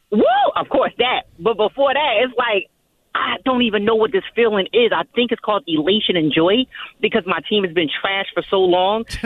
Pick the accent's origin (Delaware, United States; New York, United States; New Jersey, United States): New Jersey, United States; I'm born and raised in North Jersey, so you know that Jersey juice always been in my bones.